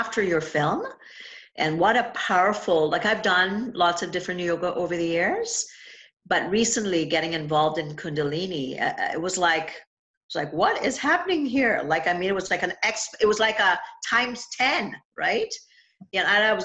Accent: Trinidad & Tobago; now in Niagara Falls, Canada; my family home when I was growing up in Trinidad.

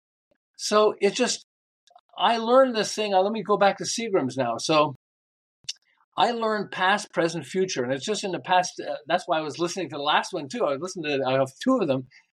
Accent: Montreal, Quebec, Canada; moved away as an adult; now in Southern California, United States; I'm originally from Montreal. I live in Southern California

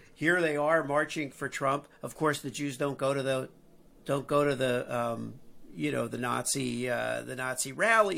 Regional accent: Miami Beach, Florida, United States; moved away as an adult; also born or lived in New York; now in Midwest, United States; Growing up in Miami Beach, uh, you know, going to college in New York

